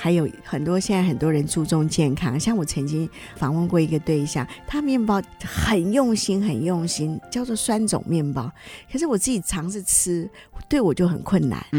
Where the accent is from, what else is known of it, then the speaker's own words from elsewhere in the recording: China; 这个老面就是会不会就像我们中国人常常在制作一些酱料的时候的方法是一样？